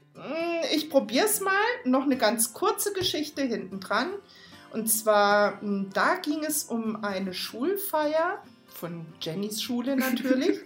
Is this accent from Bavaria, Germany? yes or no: no; Baden-Württemberg, Germany; moved away; ich komme ursprünglich aus Baden-Württemberg